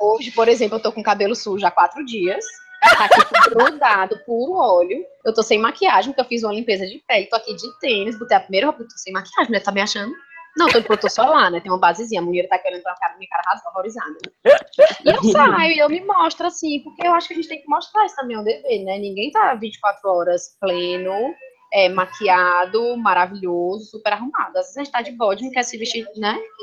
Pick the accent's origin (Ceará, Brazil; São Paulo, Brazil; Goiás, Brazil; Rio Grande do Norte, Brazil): Ceará, Brazil; Fortaleza; also born or lived in Barbalha; eu nasci no interior, mas eu vim para cá com um ano